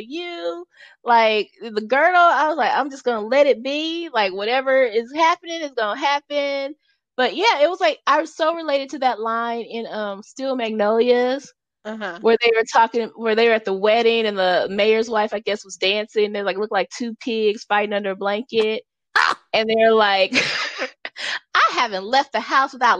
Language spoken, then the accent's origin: English; Los Angeles, California, United States; moved away; I grew up in Los Angeles